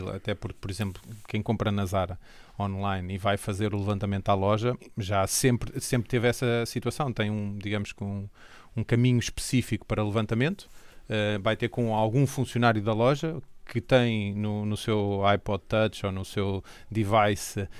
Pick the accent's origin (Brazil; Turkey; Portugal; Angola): Portugal; Coimbra, Centro; now in Condeixa, Portugal; Estou a viver em Condeixa, sou natural de Coimbra.